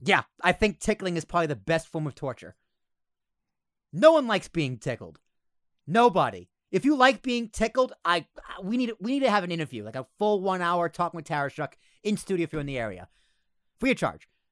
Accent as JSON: {"language": "English", "country": "United States", "said": "we're American"}